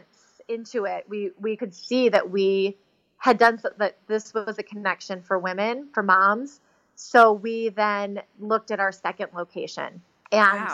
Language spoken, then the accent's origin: English; Chicago, Illinois, United States; I was raised in Chicago